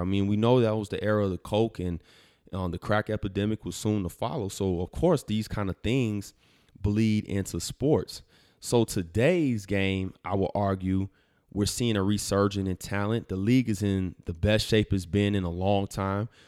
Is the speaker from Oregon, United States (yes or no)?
no; Chicago, Illinois, United States; my hometown Chicago